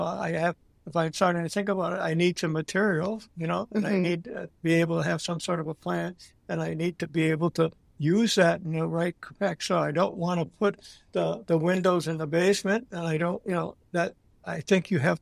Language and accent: English; Green Bay, Wisconsin, United States; moved away as an adult; also born or lived in Pennsylvania; I was born and raised in Green Bay.